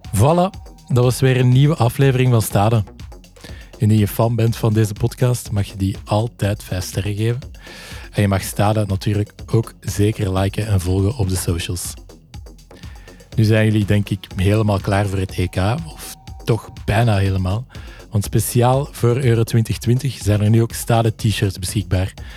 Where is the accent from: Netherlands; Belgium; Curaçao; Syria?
Belgium